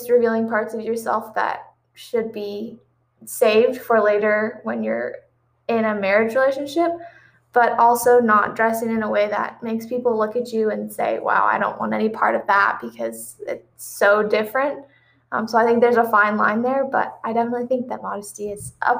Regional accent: New Palestine, Indiana, United States; I'm from Indianapolis, Indiana, or actually just right outside Indianapolis, in a tiny town called New Palestine

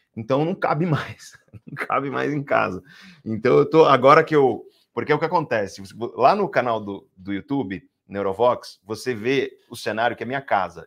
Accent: Guarujá, São Paulo, Brazil; eu cresci no Guarujá, eu cresci no Guarujá

